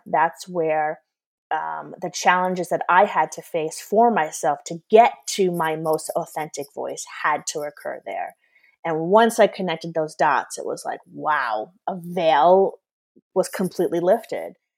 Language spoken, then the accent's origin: English; New York, United States; moved away as an adult; I'm originally from New York